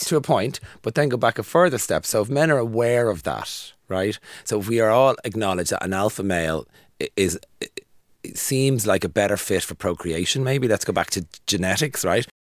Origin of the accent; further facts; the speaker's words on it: Ireland; growing up in Ireland